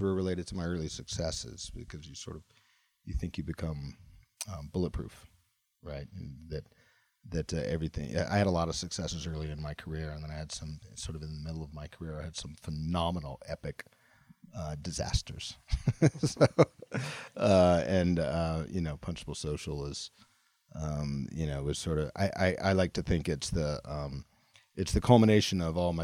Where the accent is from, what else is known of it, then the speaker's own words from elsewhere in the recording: Mississippi, United States; moved away; I'm a kid from Mississippi who escaped the deep south